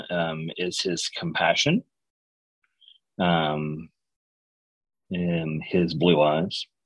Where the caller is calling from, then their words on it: Aurora, Colorado, United States; Uh, I am in Aurora, Colorado.